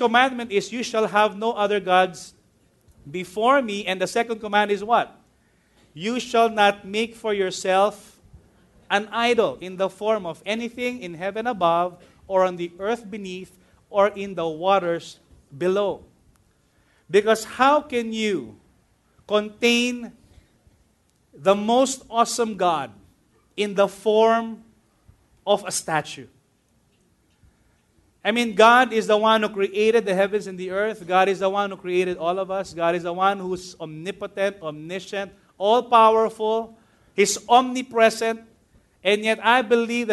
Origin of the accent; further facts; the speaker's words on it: Manila, Metro Manila, Philippines; My second school was Immaculate Conception Academy of Manila